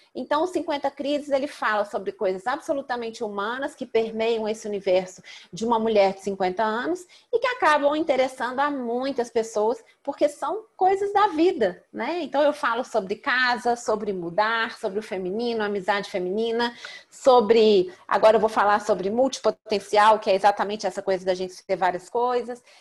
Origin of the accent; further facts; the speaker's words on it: Belo Horizonte, Minas Gerais, Brazil; eu sou mineira de Belo Horizonte